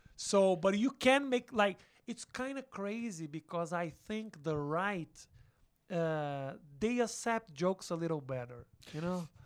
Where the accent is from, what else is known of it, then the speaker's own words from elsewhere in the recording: Porto Alegre, Rio Grande do Sul, Brazil; English is a second language; moved away as an adult; also born or lived in São Paulo; now in United States; I'm from a small city called Porto Alegre. It's a city on the south.